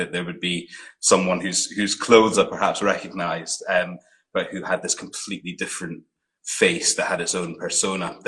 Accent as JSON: {"language": "English", "town": "Aberdeen", "region": "Scotland", "country": "United Kingdom", "tie": "born or raised there", "also_born_or_lived": "Glasgow / Fife", "said": "when I was nine, I moved to Aberdeen and lived there till I was 16 when I left home"}